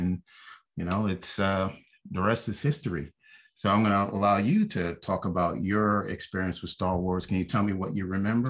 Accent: New York City, New York, United States; I'm from Brooklyn

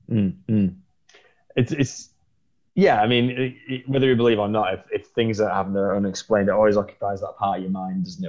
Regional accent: England, United Kingdom; being English

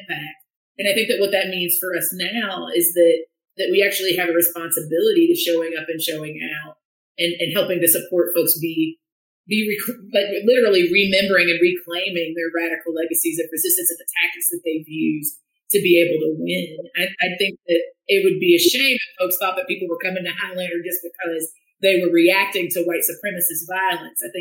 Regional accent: central Appalachia, United States; my sort of central Appalachian roots

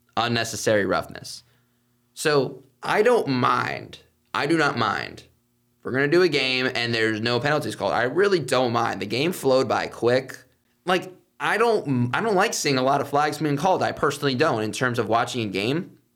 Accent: Viera, Florida, United States; The Washington Nationals used to be in my hometown in Vieira.

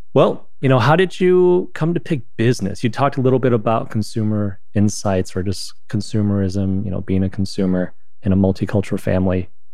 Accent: China; now in United States; growing up in China and coming here

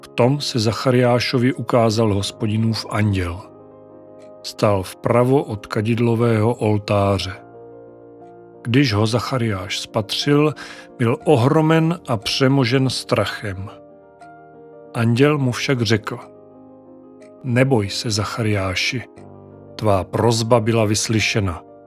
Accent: Czechia; first language Czech; v našem rodném jazyku

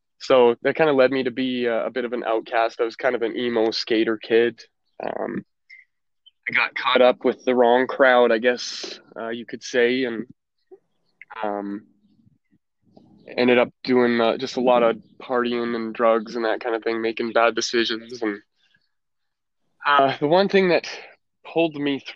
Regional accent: Alberta, Canada; also born or lived in Calgary, Alberta / Chestermere, Alberta; I was born in Calgary, Alberta. I spent a little bit of my very young life in the city

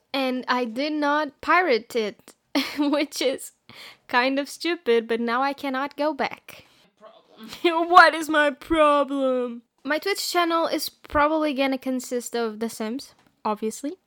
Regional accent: Portugal; I am from Portugal

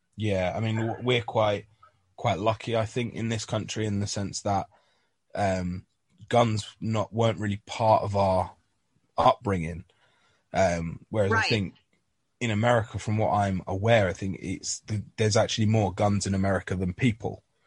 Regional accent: London, United Kingdom; now in North of England, United Kingdom; originally, I'm from North London myself.

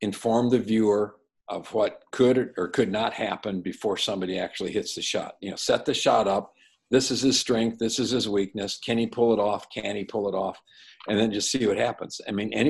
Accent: Madison, Wisconsin, United States; growing up in Madison, my dad was a high school coach for years

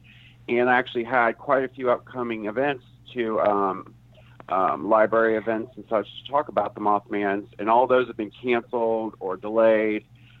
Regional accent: Circleville, Ohio, United States; I'm a member of a UFO group here in my hometown of Circleville.

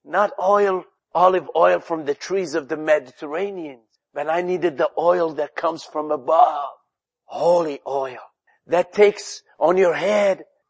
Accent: Algeria; English is a second language; moved away as an adult; I came to this country from Algeria

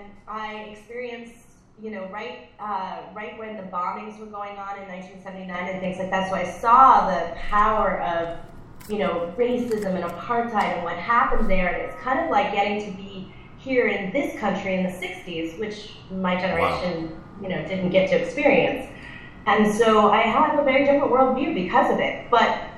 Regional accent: Connecticut, United States; also born or lived in Northern California / Southern California; now in California, United States; I'm from Connecticut originally

